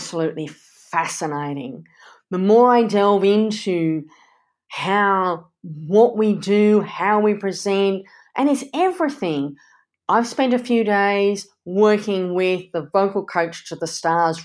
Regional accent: Canada; growing up in Canada.

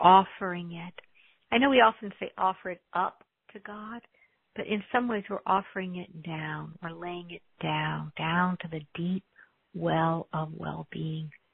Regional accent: United States; I'm an American

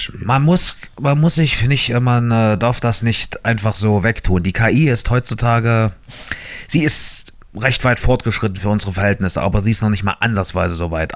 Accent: Germany; bei uns in Deutschland

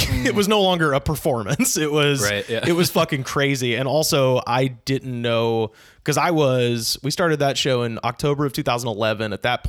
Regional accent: Auburn, Alabama, United States; moved away as an adult; now in Los Angeles, United States; I was born and raised in Auburn.

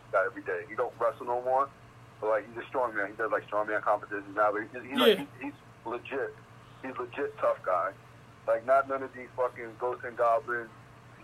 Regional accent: New York, United States; also born or lived in Staten Island; I'm from New York.

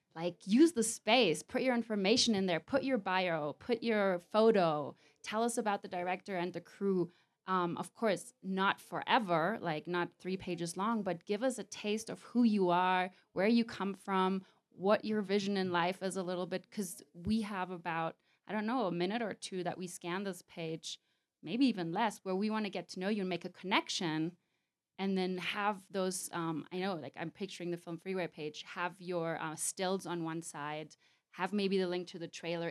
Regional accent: Mallorca, Balearic Islands, Spain; The Mallorca is my hometown

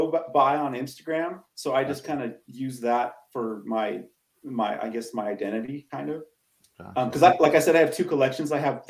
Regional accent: California, United States; I'm from California.

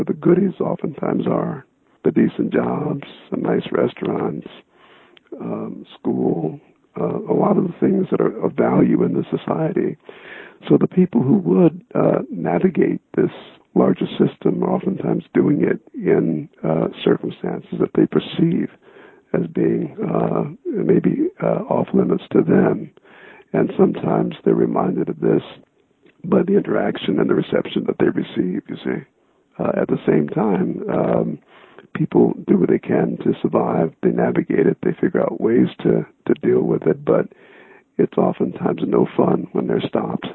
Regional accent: South Bend, Indiana, United States; moved away as an adult; also born or lived in Mississippi Delta; I attended the public schools in South Bend and grew up there

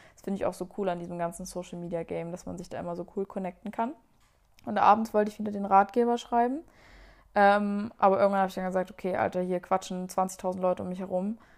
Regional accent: Germany; da waren wir irgendwie so eine deutsche Gruppe

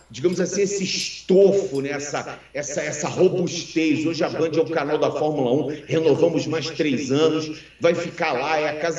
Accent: Rio de Janeiro, Brazil; moved away as an adult; now in São Paulo, Brazil; eu sou do Rio de Janeiro e vir para São Paulo é, foi um desafio muito grande.

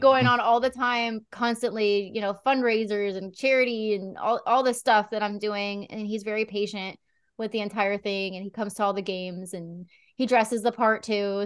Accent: near Philadelphia, Pennsylvania, United States; moved away; I was just a kid, you know, like, ten years old and growing up in Pennsylvania, not far

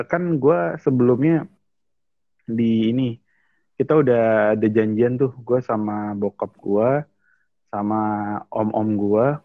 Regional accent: Indramayu, West Java, Indonesia; apalagi di daerah gua kan panjang tuh Indramayu itu panjang iya. bro dari ujung ke ujungnya

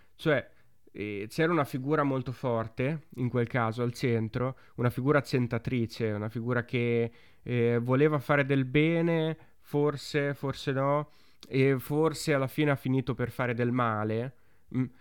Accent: Romagna / Emilia-Romagna, Italy; noi che siamo romagnoli o emiliano-romagnoli

